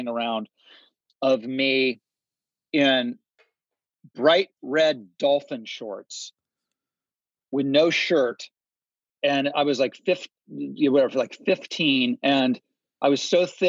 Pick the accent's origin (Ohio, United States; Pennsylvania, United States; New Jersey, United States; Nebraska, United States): Ohio, United States; moved away; also born or lived in Malibu, California; I was from Ohio